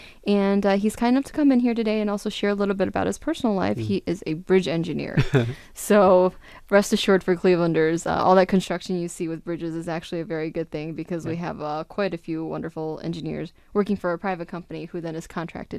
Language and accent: English; United States; My Chinese is a little bit rusty. I grew up in the States over here, so.